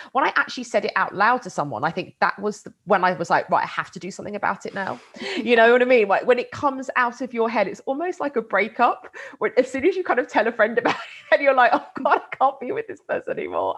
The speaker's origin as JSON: {"language": "English", "country": "United Kingdom", "tie": "born or raised there", "said": "I grew up just outside of London"}